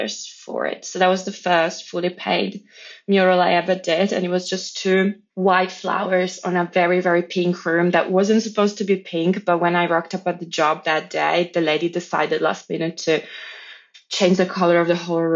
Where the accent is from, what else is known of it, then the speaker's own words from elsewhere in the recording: Italy; moved away as an adult; also born or lived in Poland; now in Australia; But so I was born in Poland. I grew up in Italy